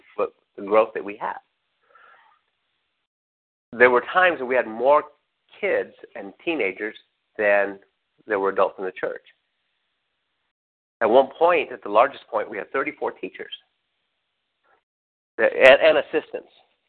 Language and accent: English; Redlands, California, United States; I had to get up at 5 to leave around 5 to get to where I was at 7, because I was from Redlands and had to work on Crenshaw and Imperial.